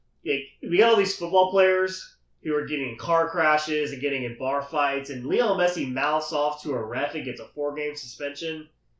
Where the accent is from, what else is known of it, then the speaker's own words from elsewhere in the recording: Dallas, Texas, United States; I'll take my hometown Mavs.